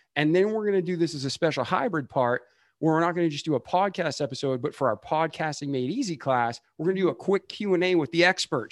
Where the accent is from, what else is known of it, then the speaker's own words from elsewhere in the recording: Boston, Massachusetts, United States; I'm from Boston